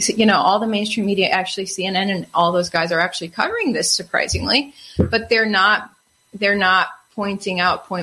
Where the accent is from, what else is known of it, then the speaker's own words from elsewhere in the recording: Wisconsin, United States; I'm from Wisconsin.